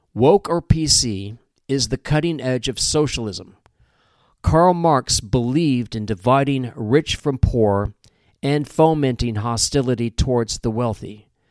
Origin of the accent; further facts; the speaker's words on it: Midwest, United States; I grew up in the Midwest